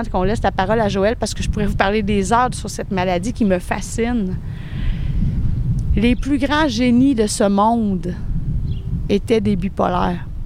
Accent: Quebec City, Quebec, Canada; Moi, je viens de Québec.

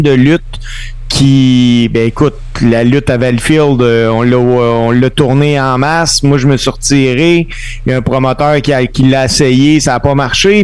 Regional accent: Salaberry-de-Valleyfield, Quebec, Canada; chez nous à Valleyfield

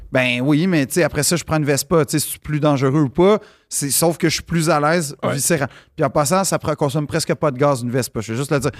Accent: Montreal, Quebec, Canada; je suis un Montréalais.

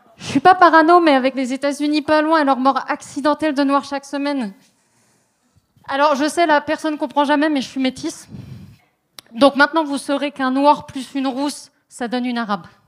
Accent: France; now in Montreal, Canada; je suis une maudite française. J'ai pas encore attrapé le québécois.

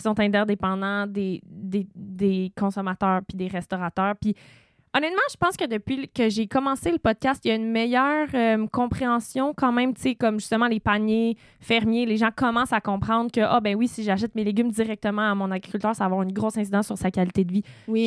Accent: Sutton, Quebec, Canada; j'ai grandi à Sutton avec le marché aux puces

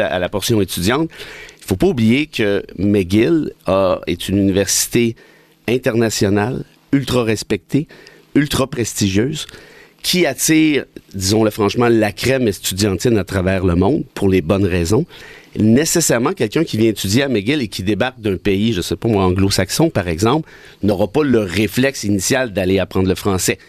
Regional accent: Mont-Laurier, Quebec, Canada; à Mont-Laurier, mon patelin

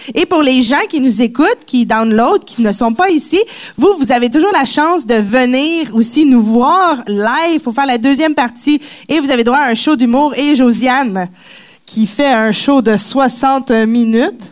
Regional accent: Quebec, Canada; born or raised there

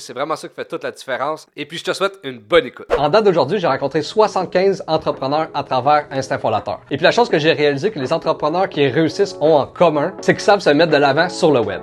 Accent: Gatineau, Quebec, Canada; je viens de Gatineau

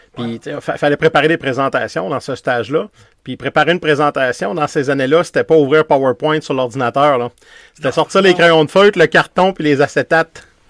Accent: Quebec City, Quebec, Canada; je viens de Québec

